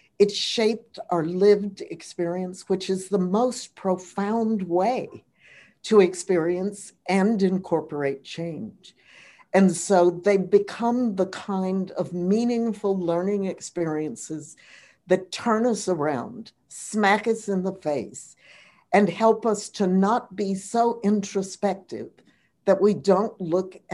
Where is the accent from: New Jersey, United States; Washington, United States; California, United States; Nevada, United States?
California, United States; Los Angeles; growing up in Los Angeles, I spent my summers at the Hollywood Bowl